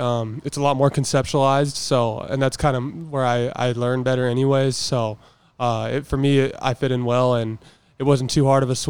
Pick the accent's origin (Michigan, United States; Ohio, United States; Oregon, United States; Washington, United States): Oregon, United States; moved away; growing up in Oregon, we don't have a professional team